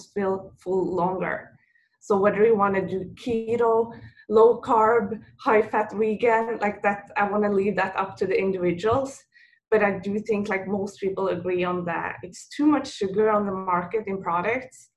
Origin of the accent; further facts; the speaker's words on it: Norway; moved away as an adult; now in New York, United States; I'm from Norway. And what most people don't know, that Norwegian waffle is a big tradition for us